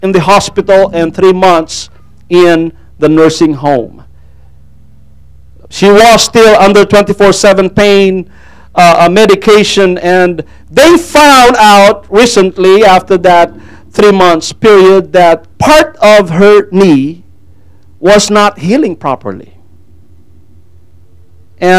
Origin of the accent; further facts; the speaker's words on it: Philippines; first language Tagalog; English is a second language; moved away; English is not my main language. I speak Tagalog.